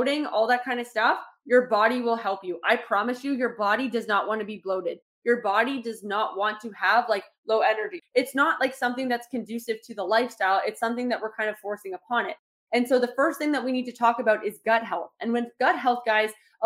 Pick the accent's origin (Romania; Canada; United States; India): Canada; Toronto, Ontario; I grew up in Toronto